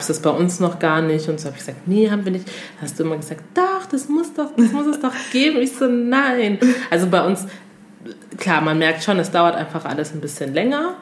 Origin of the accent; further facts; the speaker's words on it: Togo; moved away; ich komme aus Togo